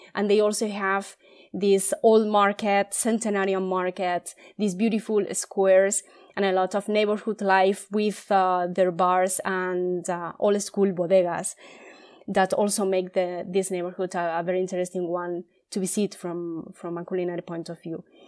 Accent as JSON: {"language": "English", "country": "Spain", "said": "in Spain, like in our daily life, in our bars"}